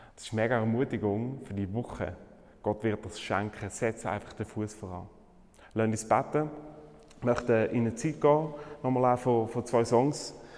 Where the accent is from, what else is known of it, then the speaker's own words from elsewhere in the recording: Switzerland; bei uns in der Schweiz